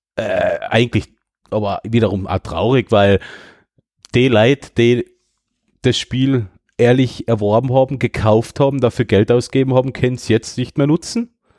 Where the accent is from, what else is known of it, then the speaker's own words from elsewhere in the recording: Döllach, Carinthia, Austria; bei uns in Döllach